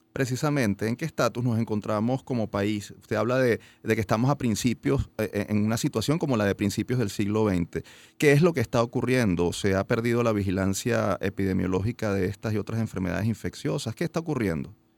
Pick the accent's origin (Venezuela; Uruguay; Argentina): Venezuela; como universitarios y como venezolanos